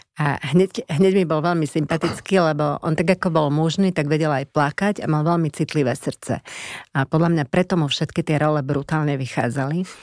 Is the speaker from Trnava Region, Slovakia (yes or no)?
no; Košice, Košice Region, Slovakia; moved away; Ja som bola z Košic z mesta, tak pre mňa to bolo brutálne zaujímavé prostredie